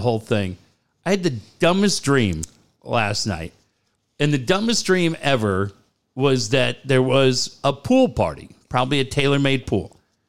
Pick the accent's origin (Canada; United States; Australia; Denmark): United States; Minnesota; Yeah, she's from my hometown.